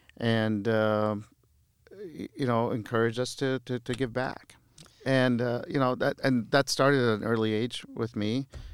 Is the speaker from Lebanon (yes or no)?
yes; Beirut, Beirut Governorate, Lebanon; born there; moved away; I was born in Beirut. {S1} Yes. {S2} We moved here in the mid '70s during a time of civil war in Lebanon, and they always taught us to appreciate where we are and the opportunities that we have here